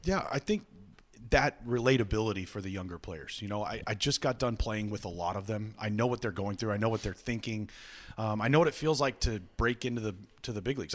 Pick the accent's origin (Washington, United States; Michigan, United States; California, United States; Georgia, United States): California, United States; Visalia; now in Cleveland, United States; I'm from Visalia, California.